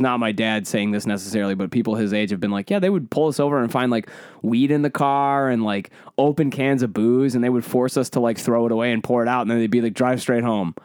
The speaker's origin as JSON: {"language": "English", "region": "Michigan", "country": "United States", "tie": "born or raised there", "said": "I say pop 'cause I grew up in Michigan."}